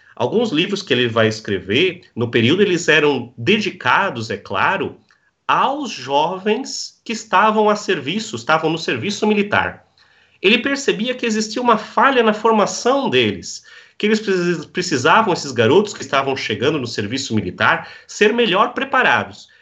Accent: Blumenau, Santa Catarina, Brazil; now in Navegantes, Brazil; eu sou natural da cidade de Blumenau. Hoje eu resido

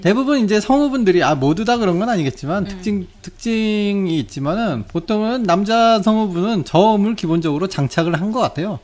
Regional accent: South Korea; 저 어렸을 때부터 한국에 살았는데

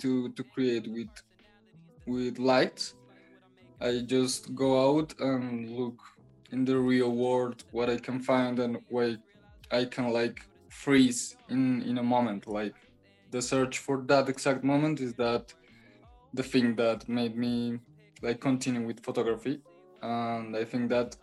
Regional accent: Bogota, Colombia; English is a second language; I'm from Bogota, Colombia

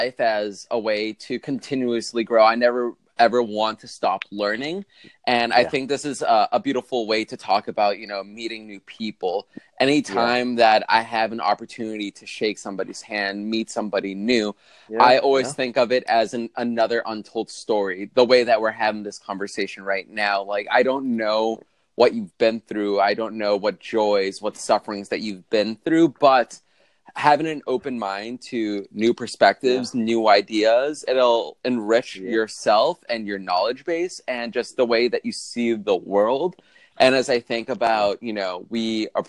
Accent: Boston, Massachusetts, United States; I'm from Boston, Massachusetts

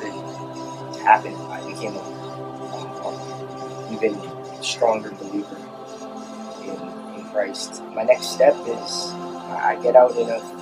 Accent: Anaheim, California, United States; I was born in Anaheim, California.

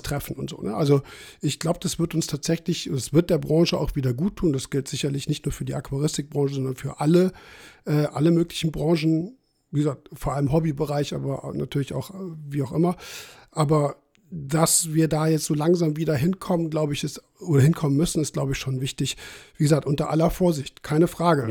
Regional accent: Saarpfalz, Saarland, Germany; das ist mein Heimatverein, weil es halt aus der Ecke kommt, wo ich herkomme.

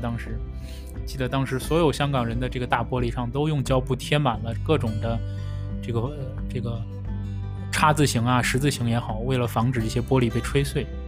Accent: Xi'an, Shaanxi, China; also born or lived in Hong Kong; now in Singapore; 以前小时候在西安街头的那个感觉

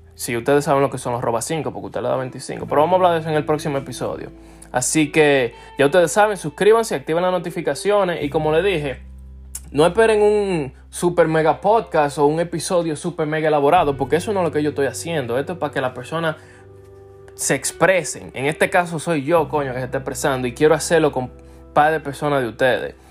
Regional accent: Dominican Republic; los dominicanos somos así, los dominicanos somos heavy

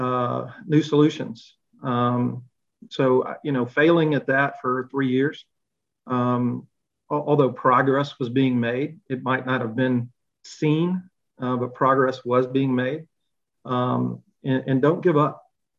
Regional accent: Montgomery, Alabama, United States; I grew up in Montgomery, Alabama, in the 60s and 70s

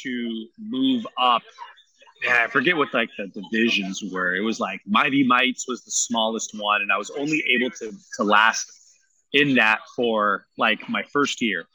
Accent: San Jose, California, United States; I was born and raised here in San Jose

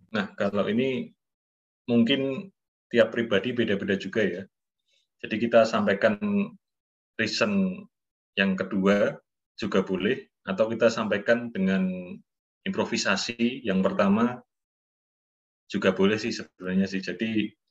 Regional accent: Surakarta, Central Java, Indonesia; saya kan orang Solo

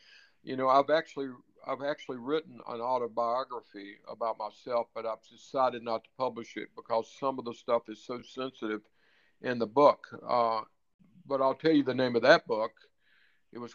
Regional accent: Mississippi, United States; also born or lived in Florida / New York / North Carolina / California; now in Nevada, United States; I grew up in Mississippi

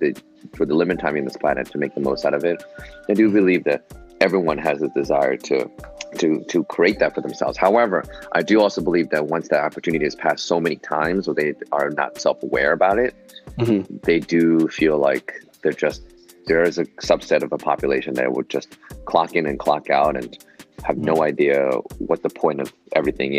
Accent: New York City, New York, United States; I was born and raised in New York City, Manhattan

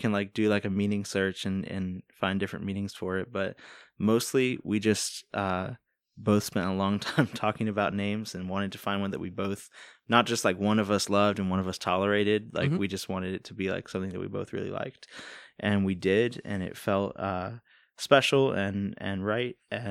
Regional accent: Virginia Beach, Virginia, United States; moved away as an adult; now in Northern Virginia, United States; I cannot stop telling people that I'm from Virginia Beach. I grew up there.

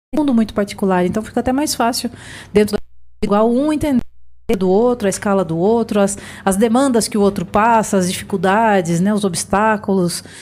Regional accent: Piedade, São Paulo, Brazil; moved away as an adult; now in Osasco, Brazil; Eu sou piedadense, quero mandar um abraço para os piedadenses que estão assistindo agora. Sou lá da região de Sorocaba

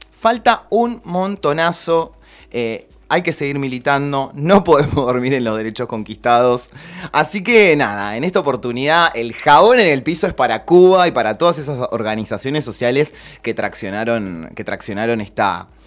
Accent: Argentina; amo nuestro país, soy militante de Argentina.

